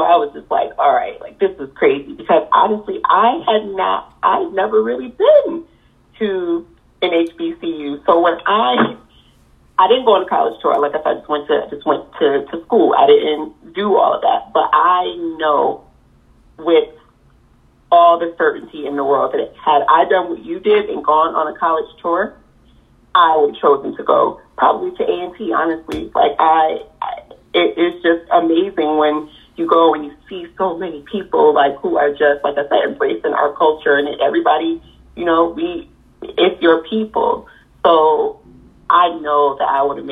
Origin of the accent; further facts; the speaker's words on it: Rochester, United States; coming from a small town like Rochester